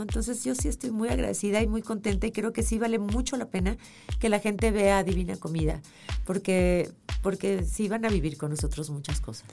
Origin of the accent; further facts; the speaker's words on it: Mexico; also born or lived in Leverkusen, Germany; soy más mexicana mm. que nada, porque pues he vivido aquí toda la vida